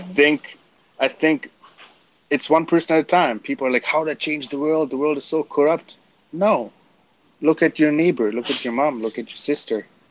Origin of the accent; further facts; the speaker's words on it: Canada; I'm German Canadian